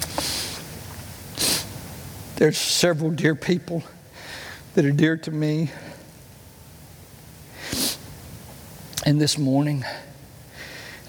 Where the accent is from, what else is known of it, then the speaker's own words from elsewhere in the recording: United States; I grew up in Cleburne County